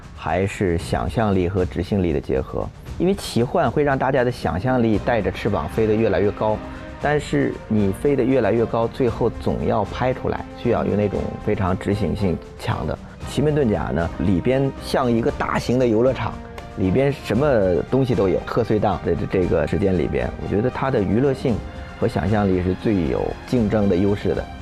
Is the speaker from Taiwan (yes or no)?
no; China; 我们中国人大家都理解的